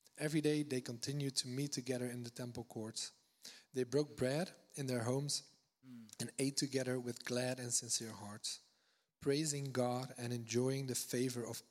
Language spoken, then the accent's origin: English; Netherlands; now in Redding, United States; I'm from the Netherlands originally